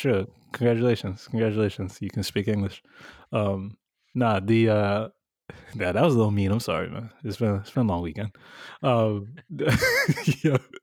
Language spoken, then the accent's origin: English; New York, United States; we grew up in New York